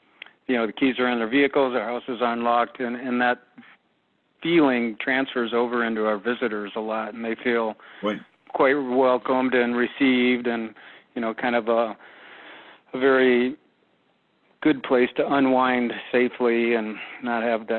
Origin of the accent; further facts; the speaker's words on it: Minnesota, United States; I'm originally from Minnesota, but our family came here for 3 years